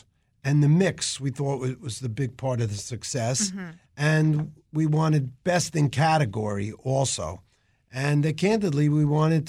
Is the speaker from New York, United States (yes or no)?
yes; Long Island, New York, United States; moved away; I grew up on Long Island when it was in a transitional state from farms. Suburbs started encroaching on them. So there were farms actually around where I grew up, even though it was quote-unquote the suburbs.